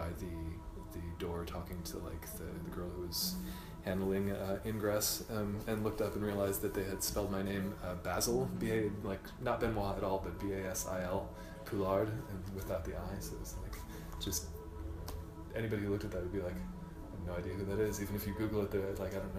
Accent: United States; as an American.

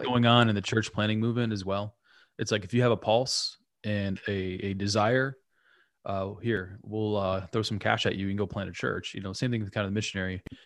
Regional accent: United States; who's an American

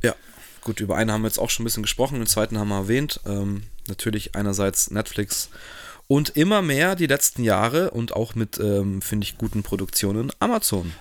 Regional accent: Germany; selber als Deutscher

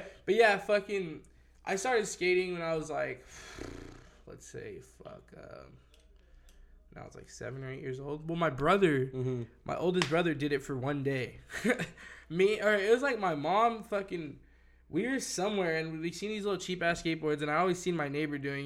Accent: Victorville, California, United States; also born or lived in Whittier, California; I moved up to Victorville when I was like 2 or 3

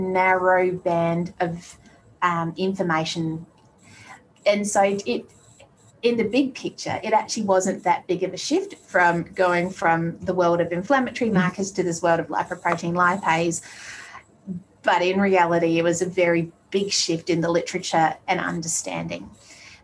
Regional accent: Australia; also born or lived in Colorado; as an Aussie being used to being by the beach

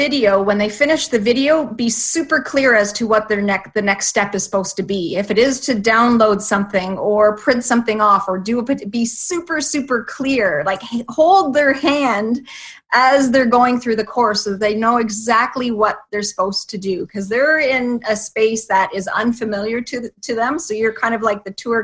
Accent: Canada; also born or lived in Toronto area, Ontario; I live in just outside of Toronto, so I'm Canadian

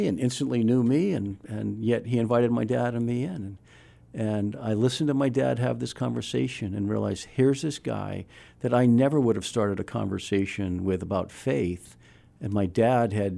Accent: Weymouth, Massachusetts, United States; moved away as an adult; also born or lived in Illinois / Colorado; I grew up in Weymouth, Massachusetts

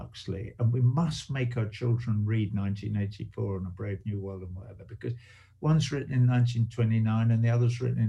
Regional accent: England, United Kingdom; I grew up in England, you know, in the aftermath of the Second World War

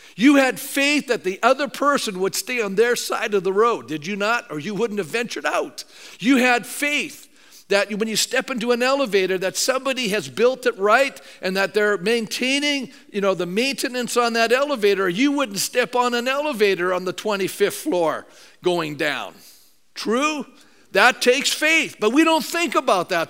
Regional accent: Canada; being a Canadian

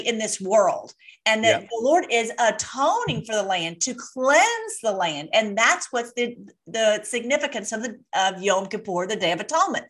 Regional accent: United States; as being an American

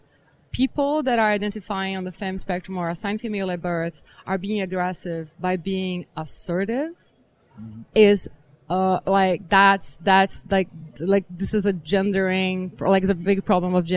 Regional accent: Brazil; I am from Brazil and assigned female at birth

